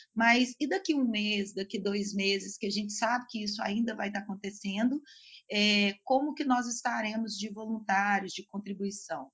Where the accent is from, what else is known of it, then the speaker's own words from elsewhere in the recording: Belo Horizonte, Minas Gerais, Brazil; Eu sou aqui de Belo Horizonte